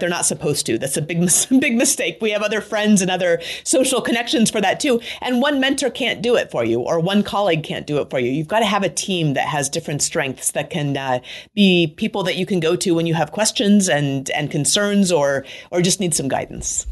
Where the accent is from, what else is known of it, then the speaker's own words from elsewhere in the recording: Anchorage, Alaska, United States; moved away as an adult; I grew up in Anchorage, Alaska